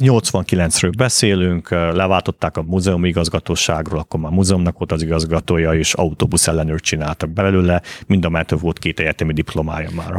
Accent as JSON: {"language": "Hungarian", "town": "Bălan", "region": "Harghita County", "country": "Romania", "tie": "born or raised there", "also_born_or_lived": "Miercurea Ciuc, Romania / Boston, United States", "moved": "as an adult", "lives_now": "Budapest, Hungary", "said": "Én Balánbányán nőttem fel, ami Csíkszentdomokos mellett egy ilyen bányaváros volt"}